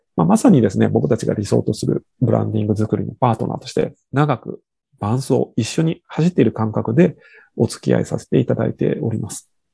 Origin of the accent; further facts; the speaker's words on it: Shimane, Japan; 我々の地元の島根県